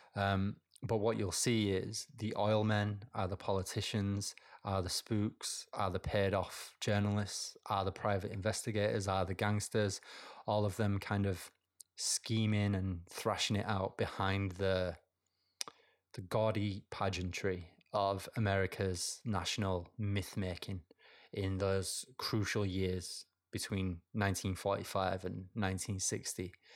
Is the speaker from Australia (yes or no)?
no; United Kingdom; I'm British